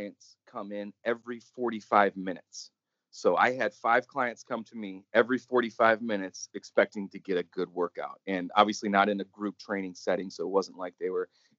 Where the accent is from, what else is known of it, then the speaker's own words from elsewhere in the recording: Wisconsin, United States; moved away as an adult; also born or lived in Arizona; I was originally from Wisconsin, and I needed to get out of the snow and the darkness